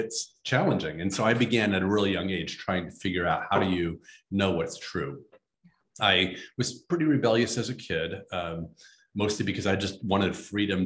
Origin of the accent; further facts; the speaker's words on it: Midwest, United States; I grew up in the Midwest on a farm in a very conservative tradition